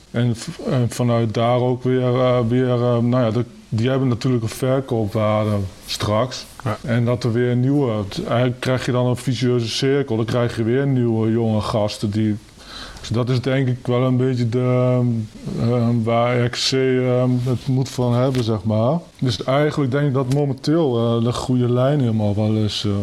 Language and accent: Dutch; Kampen, Overijssel, Netherlands; geboren en getogen in Kampen